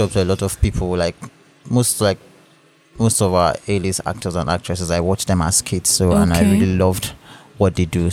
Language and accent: English; Calabar, Cross River, Nigeria; Born and bred in Calabar